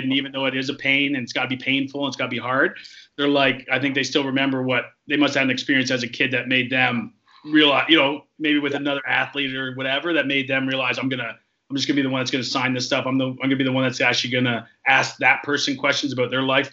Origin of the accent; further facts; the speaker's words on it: Toronto, Ontario, Canada; we're from Toronto